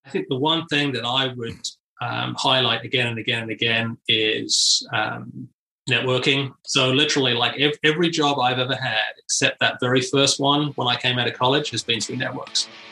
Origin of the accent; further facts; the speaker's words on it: United Kingdom; moved away as an adult; now in United States; I was in the UK, and uh, you know, back in the '90s